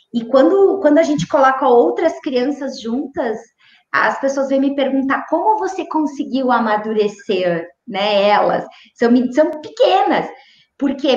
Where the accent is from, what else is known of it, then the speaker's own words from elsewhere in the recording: Maravilha, Santa Catarina, Brazil; moved away; foram os, os anos mais lindos da minha infância morar em Maravilha